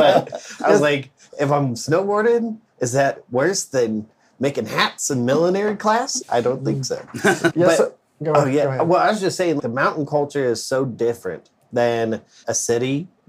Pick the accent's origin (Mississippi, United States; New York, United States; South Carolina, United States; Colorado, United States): Colorado, United States; moved away as an adult; now in North Carolina, United States; I grew up in Colorado, and so, like, I love the mountains.